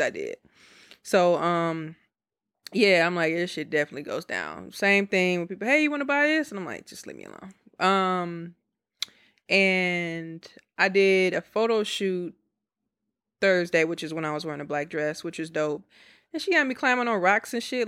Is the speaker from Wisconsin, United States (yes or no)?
yes; Milwaukee, Wisconsin, United States; now in Houston, United States; I'm from Milwaukee, but I live in Houston